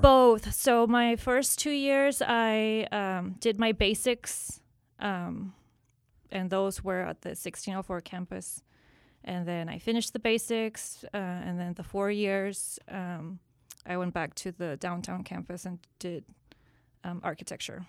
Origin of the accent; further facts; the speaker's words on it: San Antonio, Texas, United States; from San Antonio, uh, first generation from, parents from Mexico, um, pretty much grew up here.